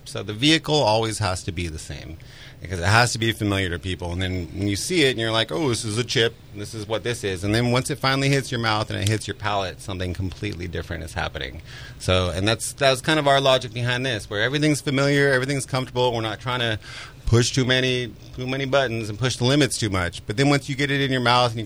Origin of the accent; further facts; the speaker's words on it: Western Sonoma County, California, United States; I grew up in Western Sonoma County.